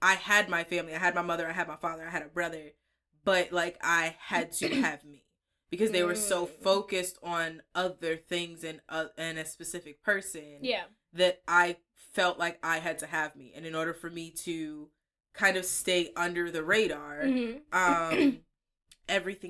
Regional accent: Pennsylvania, United States; also born or lived in New York; When I switched from elementary school and I moved from New York to Pennsylvania

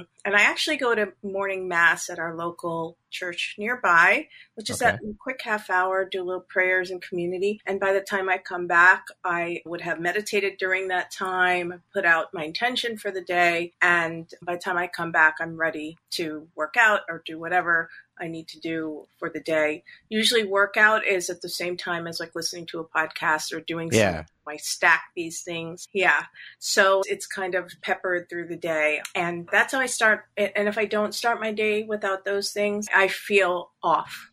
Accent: Long Island, New York, United States; also born or lived in Toronto, Canada / Brooklyn, New York; we moved back to New York, Brooklyn, New York, and came to Long Island, New York in the early 1970s, like 1973. Okay. And I've been there ever since

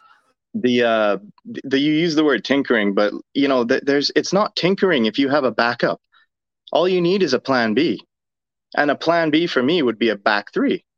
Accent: Cayman Islands; now in Woburn, United States; I'm sitting just outside of Boston, in Woburn, but I'm from the Cayman Islands, though

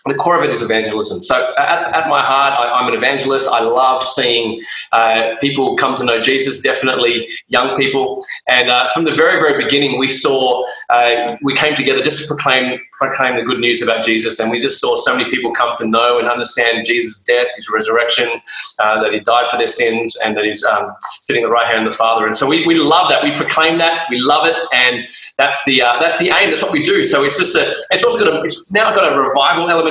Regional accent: Australia; we're Aussie Asians

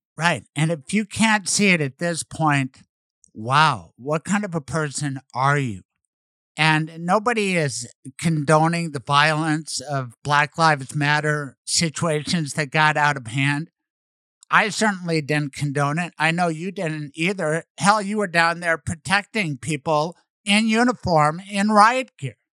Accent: Denver, Colorado, United States; I served 16 years as a prosecutor in Denver, Colorado, and I loved it. My hometown

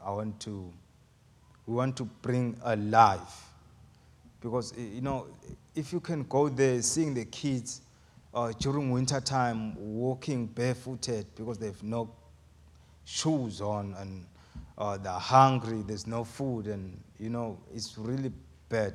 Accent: Eswatini; moved away as an adult; I'm from Swaziland, and, um, I'll be turning twenty-seven years in June

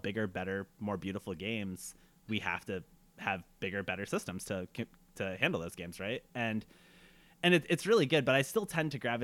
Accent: United States; I am Arab American and I was growing up in post 9/11 America.

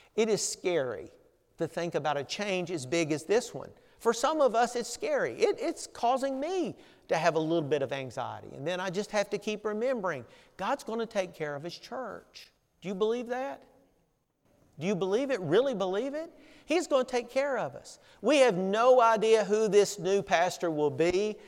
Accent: Southern United States, United States; accent: Southern; my Southern accent

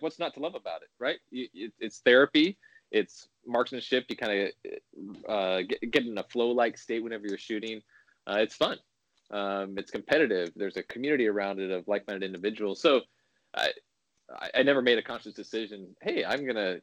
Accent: California, United States; now in Illinois, United States; I was born in California, but I live in Illinois now

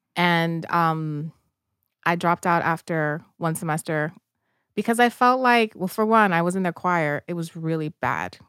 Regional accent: New York City, New York, United States; I grew up in the South Bronx in the eighties, which was a very, uh, tough place to grow up in.

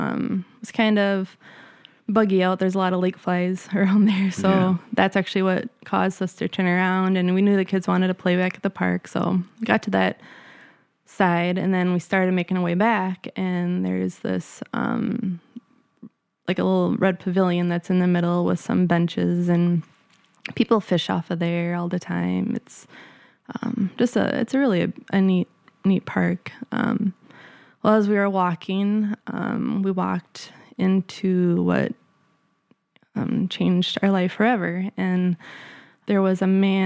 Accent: Wisconsin, United States; moved away as an adult; also born or lived in California; I grew up in a small town in Wisconsin

